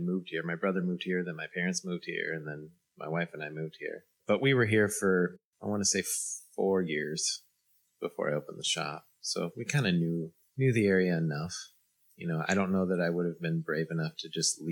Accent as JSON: {"language": "English", "region": "Central Coast of California", "country": "United States", "tie": "born or raised there", "also_born_or_lived": "Orange County, California", "moved": "as an adult", "lives_now": "LaPorte, United States", "said": "I am from the Central Coast of California. So I grew up there until I was about after high school"}